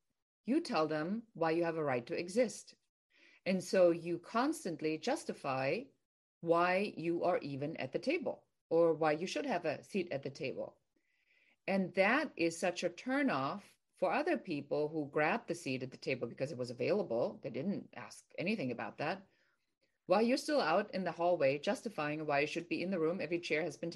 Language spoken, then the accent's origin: English; Germany; now in California, United States; I'm originally from Germany, and I was born and raised in Germany, and I've been here for a very long time